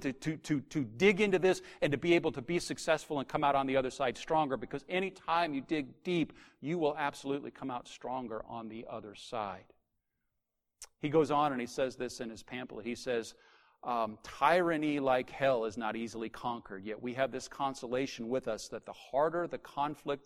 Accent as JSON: {"language": "English", "country": "United States", "said": "as an American, we're Americans"}